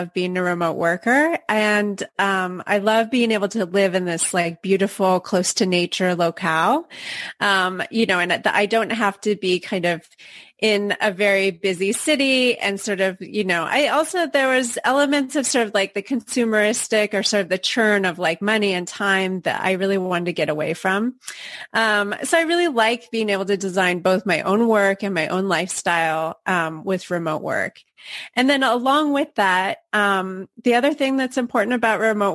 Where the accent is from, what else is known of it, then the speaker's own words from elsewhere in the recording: Portland, Oregon, United States; now in Barcelona, Spain; I'm originally from Portland, Oregon, so I'm a transplant here